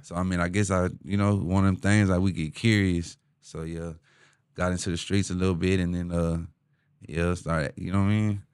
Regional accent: Houston, Texas, United States; H-Town, born and raised, uh, east side of H-Town

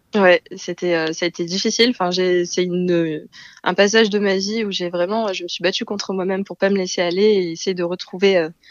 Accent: Marseille, Provence-Alpes-Côte d'Azur, France; moved away as an adult; also born or lived in South Korea; now in Paris, France; je suis originaire de Marseille

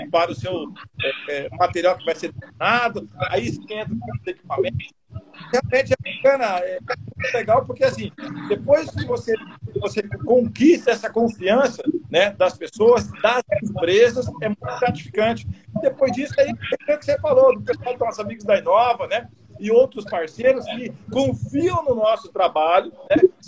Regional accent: Acre, Brazil; born there; Eu também fui nascido no Acre

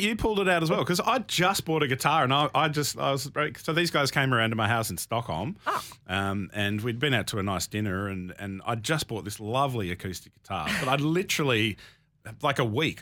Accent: Canberra, Australian Capital Territory, Australia; moved away; I'm from Canberra

